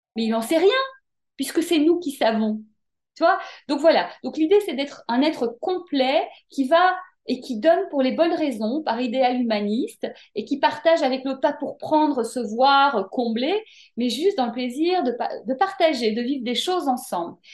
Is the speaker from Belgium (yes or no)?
yes; Brussels, Brussels-Capital Region, Belgium; moved away as an adult; also born or lived in Paris, France; now in France; je suis née en Belgique, à Bruxelles. J'ai grandi là-bas, j'ai fait mes études là-bas.